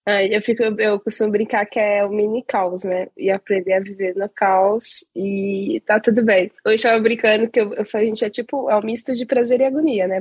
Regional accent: Belo Horizonte, Minas Gerais, Brazil; eu sou mineira, sou de Belo Horizonte

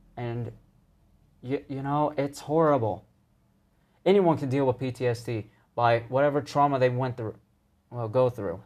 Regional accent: United States; I'm an American

